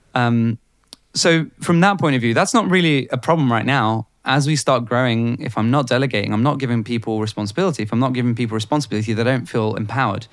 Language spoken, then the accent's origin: English; Bulgaria; now in United Kingdom; growing up in Bulgaria